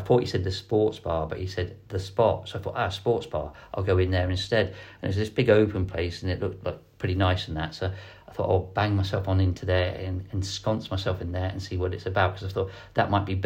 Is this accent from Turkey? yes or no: no; Ireland